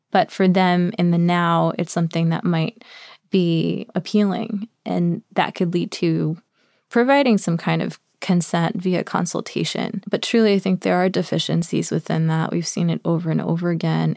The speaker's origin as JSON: {"language": "English", "region": "New York", "country": "United States", "tie": "born or raised there", "also_born_or_lived": "Cusco, Peru", "said": "I was born and raised in New York, actually, but have spent extensive parts of my life pretty much every year in Peru and in the mountains where my family's from, in Cusco and the Sacred Valley"}